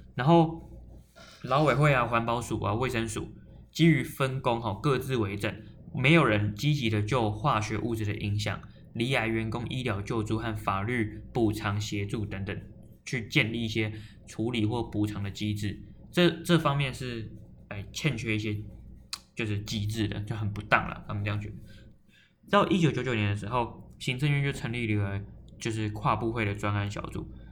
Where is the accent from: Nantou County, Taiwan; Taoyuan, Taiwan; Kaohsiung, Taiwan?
Taoyuan, Taiwan; 我是桃园人